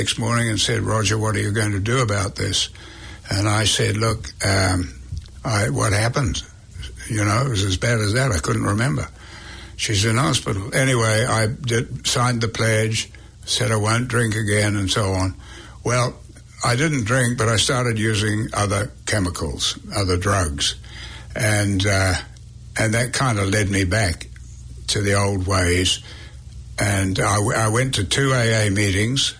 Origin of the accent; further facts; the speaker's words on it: New Zealand; moved away as an adult; also born or lived in England; being a Kiwi